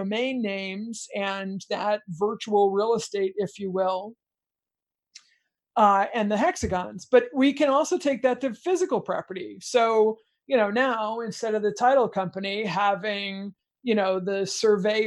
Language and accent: English; United States; I'm an American kid